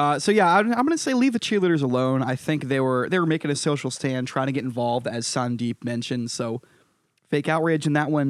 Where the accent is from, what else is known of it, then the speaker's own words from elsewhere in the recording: Brooklyn, Connecticut, United States; I am from Brooklyn, Connecticut.